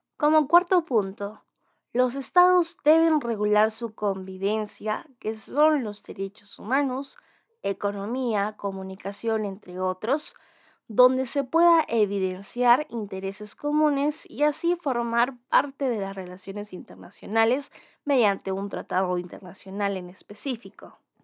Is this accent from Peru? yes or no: yes; Peru; nuestro Estado peruano